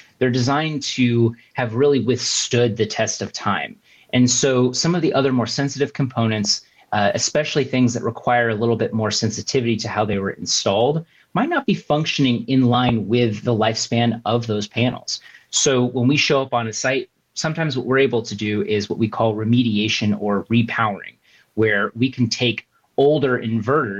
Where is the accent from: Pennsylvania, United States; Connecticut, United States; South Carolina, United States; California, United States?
California, United States; Southern; I was born and raised in Southern California.